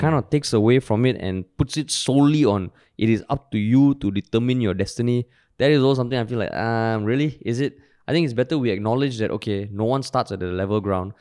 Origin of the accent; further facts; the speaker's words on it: Singapore; growing up in Singapore